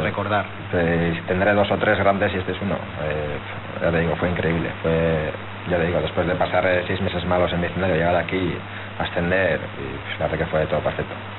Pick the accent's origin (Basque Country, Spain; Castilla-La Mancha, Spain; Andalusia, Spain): Basque Country, Spain; Eibar; yo soy de Leibar